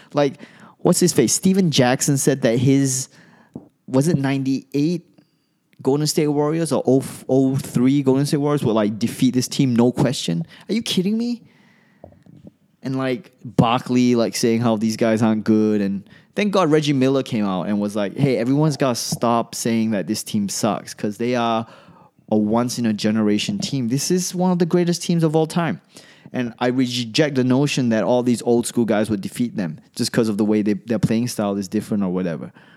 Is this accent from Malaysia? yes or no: yes; Malaysia; moved away as an adult; also born or lived in Australia / New York; I come from Malaysia.